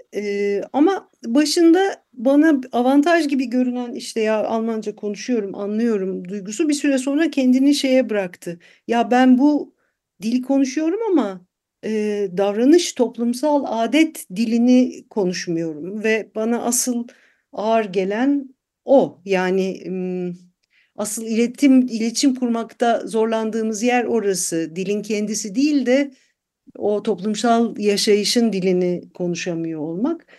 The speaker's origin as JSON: {"language": "Turkish", "region": "Istanbul", "country": "Turkey", "moved": "as an adult", "lives_now": "Germany", "said": "İstanbulluyum ben"}